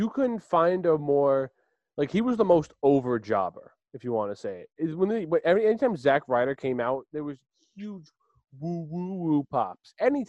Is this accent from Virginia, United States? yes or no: no; Long Island, New York, United States; we're all from Long Island